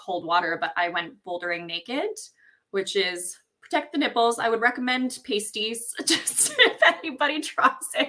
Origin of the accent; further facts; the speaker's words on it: Ontario, Canada; I grew up in Ontario, farmland Ontario, in the woods